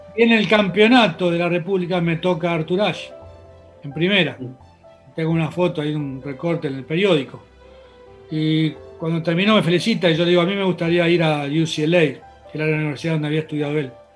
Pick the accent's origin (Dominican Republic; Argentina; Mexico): Argentina; also born or lived in Spain; Viví acá desde los tres años hasta hoy